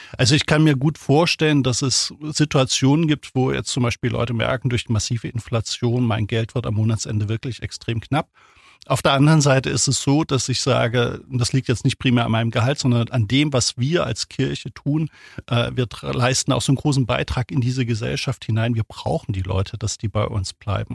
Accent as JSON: {"language": "German", "region": "Thuringia", "country": "Germany", "tie": "born or raised there", "moved": "yes", "lives_now": "Ulm, Germany", "said": "Ich bin aufgewachsen in Thüringen, also damals in der DDR, 1971 geboren"}